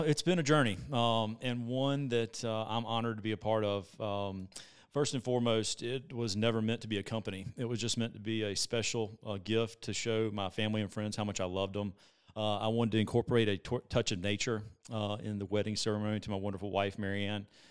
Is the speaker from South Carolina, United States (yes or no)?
yes; Columbia, South Carolina, United States; I'm from Columbia, South Carolina, freshwater